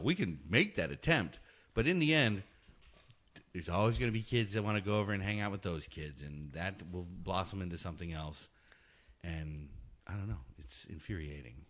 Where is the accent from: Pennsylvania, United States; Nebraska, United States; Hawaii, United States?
Hawaii, United States; I was born in Hawaii